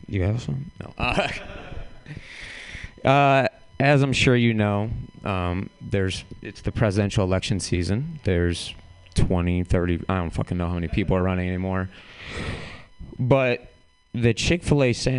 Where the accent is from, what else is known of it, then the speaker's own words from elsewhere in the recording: St. Louis, Missouri, United States; moved away; I'm from St. Louis originally